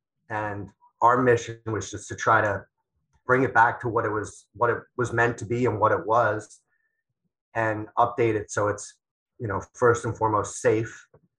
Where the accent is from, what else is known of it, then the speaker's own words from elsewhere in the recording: Long Island, New York, United States; Growing up on Long Island